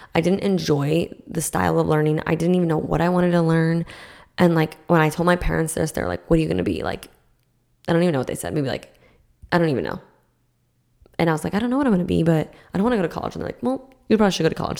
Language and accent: English; Massachusetts, United States; now in Florida, United States; So I grew up in Massachusetts